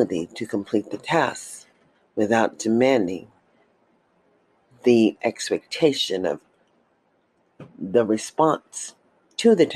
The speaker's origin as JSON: {"language": "English", "country": "United States", "said": "As an American citizen"}